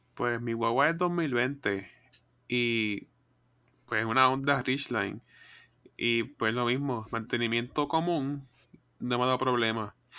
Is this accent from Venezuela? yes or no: no; Coamo, Puerto Rico; yo soy de Cuamo